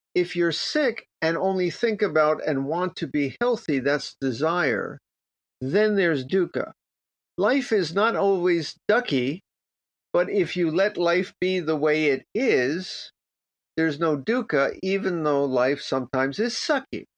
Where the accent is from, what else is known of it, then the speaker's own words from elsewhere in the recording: Miami Beach, Florida, United States; I grew up in Miami Beach